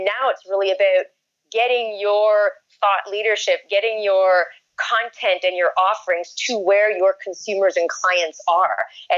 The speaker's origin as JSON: {"language": "English", "country": "Canada", "lives_now": "Brooklyn, United States", "said": "I always get called out when I'm in a meeting as being a Canadian. Yep. But I'm a proud Canadian."}